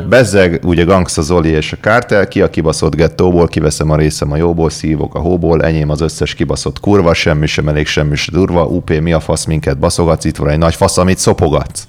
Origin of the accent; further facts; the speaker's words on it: Budapest, Hungary; ugye én a nyolcadik kerületben nőttem fel